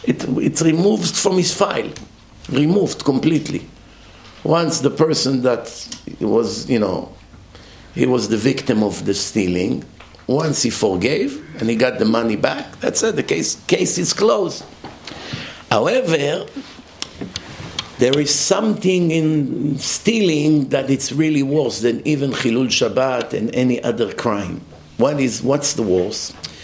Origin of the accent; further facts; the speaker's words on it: Florida, United States; I'm only 5'5". I'm dark. He was blonde. We're not the same. He was from New York. I'm from Florida.